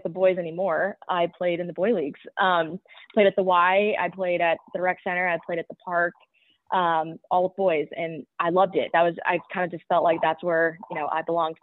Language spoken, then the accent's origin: English; Parker, Colorado, United States; I grew up in Parker, Colorado, which is just about 20 minutes south of Highland Ranch, which is where I went to high school